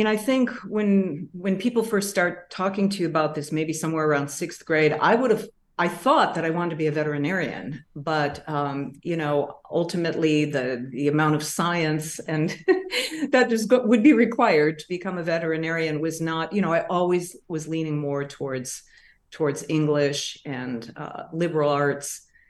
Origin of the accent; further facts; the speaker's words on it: Massachusetts, United States; I mean, I didn't grow up in the city. I grew up outside of Boston, southwest in a small town.